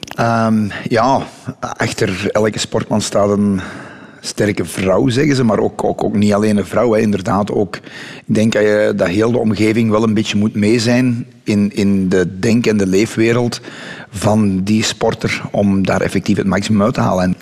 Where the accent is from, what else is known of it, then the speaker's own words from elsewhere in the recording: Dessel, Flanders, Belgium; also born or lived in Mol; ben ik daar op de grens tussen Dessel en Molpostel. In een van de meest bosrijke omgevingen van België nog, denk ik. Of van Vlaanderen toch in ieder geval.